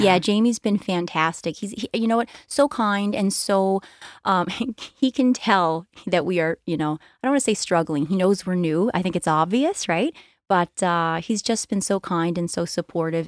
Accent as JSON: {"language": "English", "area": "Cape Breton", "region": "Nova Scotia", "country": "Canada", "said": "we're from Cape Breton. I stayed"}